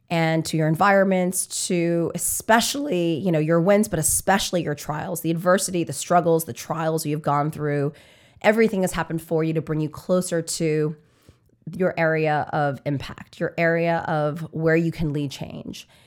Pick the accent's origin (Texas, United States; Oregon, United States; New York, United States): New York, United States; New York City; I'm from New York